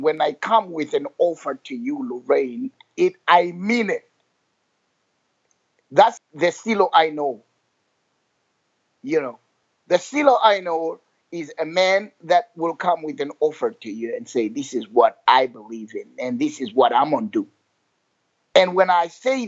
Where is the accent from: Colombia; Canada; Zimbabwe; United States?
Zimbabwe; I grew up in Zimbabwe